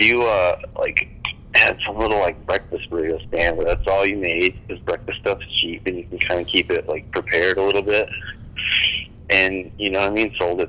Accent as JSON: {"language": "English", "town": "Benson", "country": "United States", "said": "We're from Benson. We've watched a million people try to own a bar"}